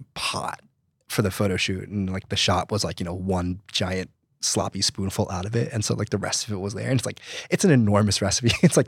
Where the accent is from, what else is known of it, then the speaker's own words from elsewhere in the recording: New Jersey, United States; I'm from New Jersey. Okay. And so I grew up surrounded